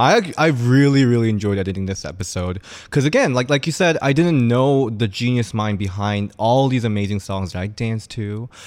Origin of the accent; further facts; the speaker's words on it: South Korea; moved away; I'm from Korea. I had to be very, very inside closet throughout my school days.